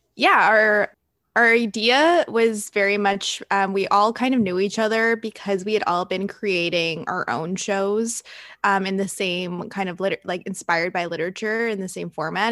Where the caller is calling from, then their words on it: Toronto, Ontario, Canada; I'm calling from Toronto, Canada